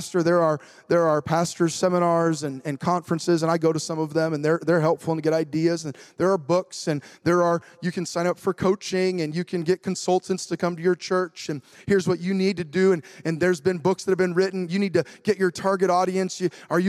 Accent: United States; I'm a patriotic American

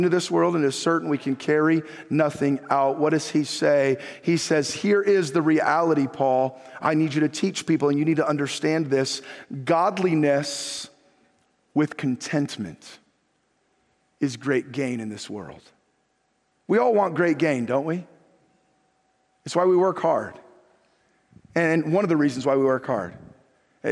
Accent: Northern California, United States; after growing up in Northern California, born and raised in California

